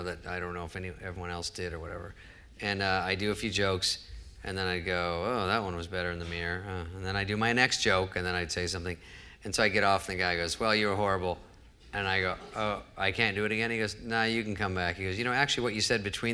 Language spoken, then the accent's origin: English; Arizona, United States; moved away as an adult; also born or lived in Los Angeles; I was just from Arizona, I was 20